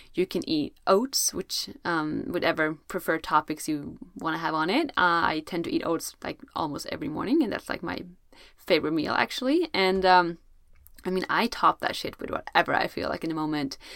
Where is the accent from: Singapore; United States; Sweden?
Sweden; I'm from Sweden, where it's usually very cold